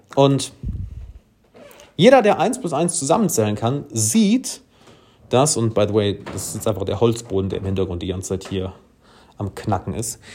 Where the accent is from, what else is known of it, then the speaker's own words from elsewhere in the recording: Germany; ich als Deutscher